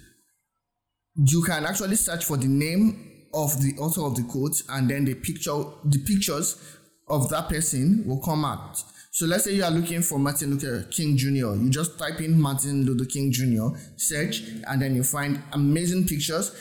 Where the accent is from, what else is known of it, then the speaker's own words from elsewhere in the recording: Nigeria; I'm from Nigeria. My accent might not be as great as yours or might not sound as yours